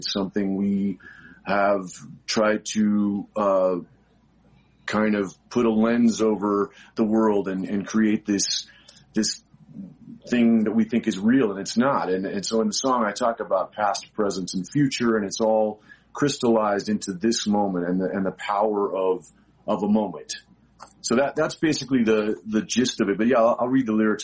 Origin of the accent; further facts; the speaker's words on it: Albuquerque, New Mexico, United States; I grew up in Albuquerque, New Mexico